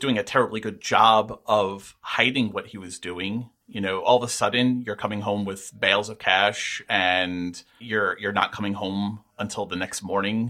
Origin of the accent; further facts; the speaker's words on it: Queens, New York, United States; I said, no, I was born and raised in New York. I grew up in Queens.